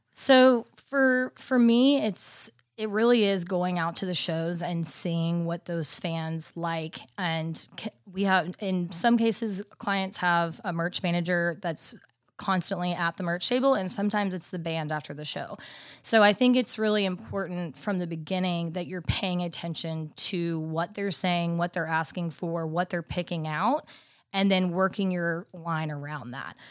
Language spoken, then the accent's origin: English; Dallas, Texas, United States; moved away as an adult; now in Nashville, United States; I'm originally from Dallas, Texas